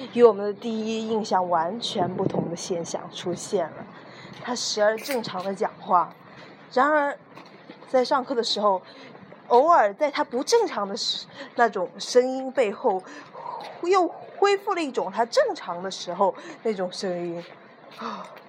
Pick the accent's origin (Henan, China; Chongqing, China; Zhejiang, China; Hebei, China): Zhejiang, China; Wenzhou; accent: Wenzhou; 我是一个堂堂正正的温州人，咱们的温州口音特别地，呃，外地人模仿不起来吧